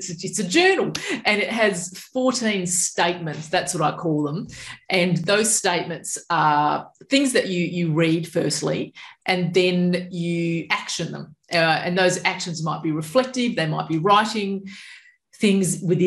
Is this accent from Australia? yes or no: yes; Perth, Western Australia, Australia; also born or lived in Balingup, Western Australia; now in southwest Western Australia, Australia; I was from Perth originally.